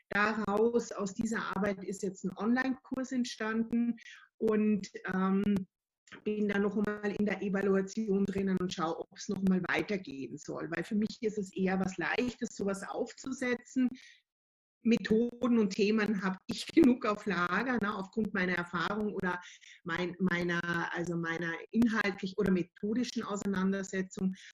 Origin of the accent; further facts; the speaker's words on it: Austria; Ähm, ich bin Österreicherin, seit 2006 selbstständig